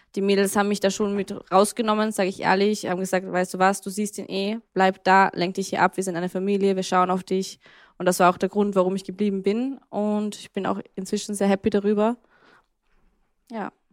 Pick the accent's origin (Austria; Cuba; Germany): Austria; ich bin zwar in Österreich aufgewachsen